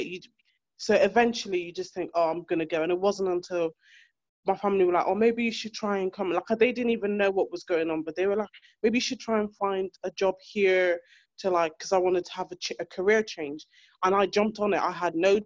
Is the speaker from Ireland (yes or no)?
yes; Ireland; moved away as an adult; now in United Kingdom; I'm from Ireland, and I left my relationship when I was in Ireland